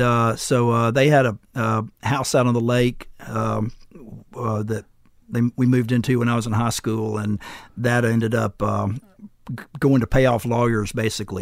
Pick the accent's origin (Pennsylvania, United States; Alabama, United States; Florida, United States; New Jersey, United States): Alabama, United States; Florence; I got in the college in my hometown